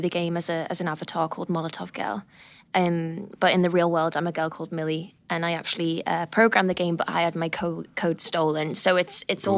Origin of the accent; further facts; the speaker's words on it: United Kingdom; I'm British